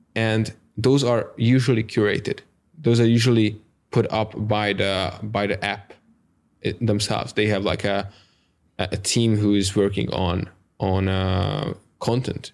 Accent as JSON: {"language": "English", "country": "Hungary", "second_language": "English"}